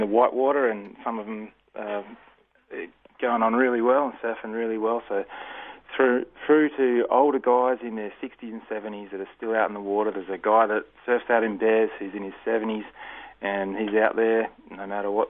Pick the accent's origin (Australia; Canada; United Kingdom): Australia; Busselton, Western Australia; It's in my hometown here and just in Busselton there.